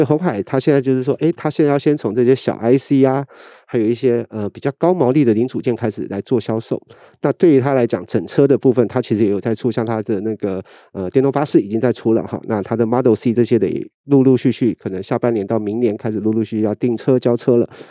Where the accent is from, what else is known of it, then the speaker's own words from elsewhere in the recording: Taiwan; 我们其实台湾人